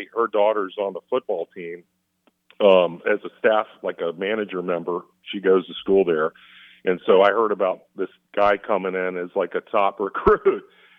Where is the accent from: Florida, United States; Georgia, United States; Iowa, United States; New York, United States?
Georgia, United States; I grew up in Georgia